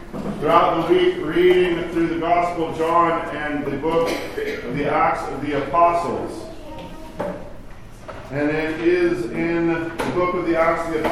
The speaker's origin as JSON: {"language": "English", "country": "United States", "said": "we grew up here in America"}